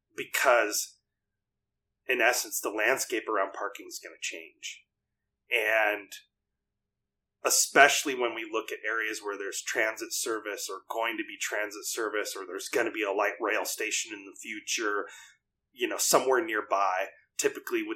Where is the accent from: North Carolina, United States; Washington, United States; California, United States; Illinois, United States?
Washington, United States; Lake Stevens; also born or lived in Midwest; I've lived in Lake Stevens for most all my life